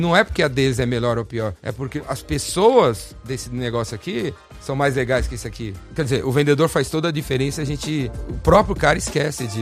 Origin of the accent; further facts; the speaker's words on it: São Paulo, Brazil; eu sou paulistano, corintiano